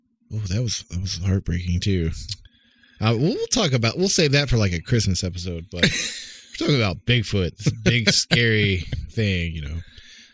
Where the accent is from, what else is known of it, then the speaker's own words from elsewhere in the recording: Oklahoma, United States; growing up in Oklahoma and stuff around the woods